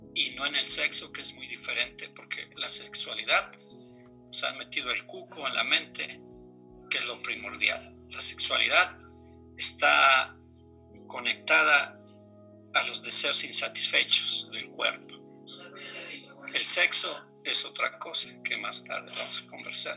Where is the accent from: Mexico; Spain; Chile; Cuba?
Mexico; como buen mexicano